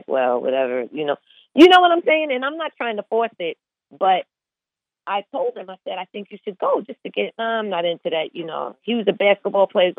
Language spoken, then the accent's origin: English; Long Island, New York, United States; we're from Long Island, like, that's a different breed than Brooklyn and Queens